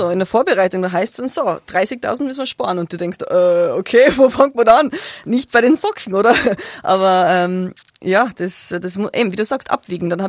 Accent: Innsbruck, Tyrol, Austria; Ich bin eine der wenigen, ja, ja, ich bin geboren in Innsbruck.

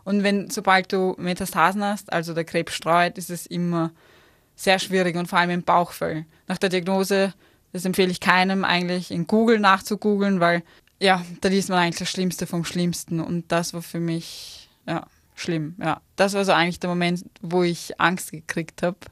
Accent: Vienna, Austria; moved away as an adult; now in Innsbruck, Austria; ich als Wienerin

